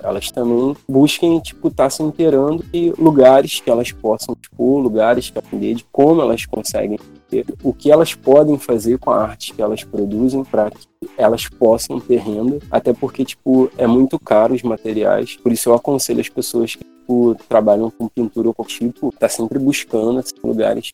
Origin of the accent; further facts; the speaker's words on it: Mesquita, Rio de Janeiro, Brazil; eu venho de uma comunidade da Baixada Fluminense, que é a Chatuba de Mesquita